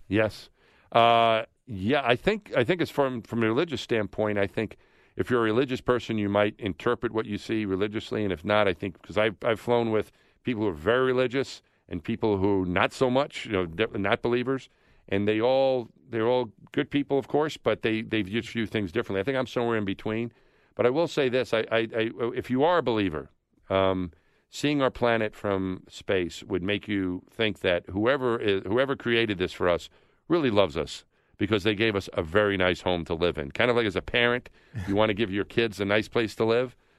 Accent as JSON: {"language": "English", "region": "New York", "country": "United States", "tie": "born or raised there", "said": "I grew up thinking I was from my neighborhood in New York. Then I was a New Yorker."}